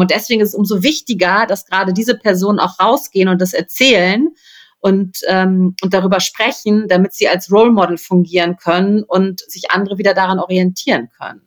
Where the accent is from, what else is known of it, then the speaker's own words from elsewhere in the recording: Rhineland, Germany; ich komme aus dem Rheinland, ne? Also das ist irgendwie meine Heimat.